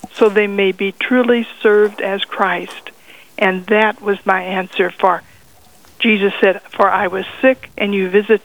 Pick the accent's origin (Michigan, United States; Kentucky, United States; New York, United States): Kentucky, United States; Louisville; I was born in Louisville, Kentucky in 1935.